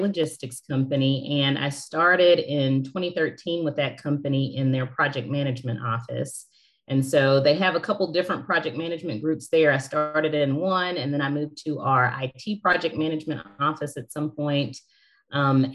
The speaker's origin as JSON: {"language": "English", "region": "West Tennessee", "country": "United States", "moved": "as an adult", "lives_now": "Nashville, United States", "said": "I'm from a small town in West Tennessee."}